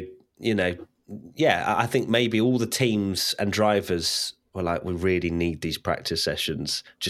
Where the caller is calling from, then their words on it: Toronto, Ontario, Canada; Hi, I'm … from Toronto, Canada.